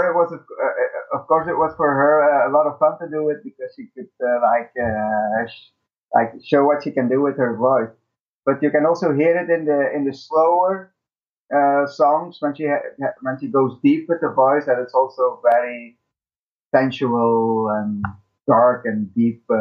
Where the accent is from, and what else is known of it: Belgium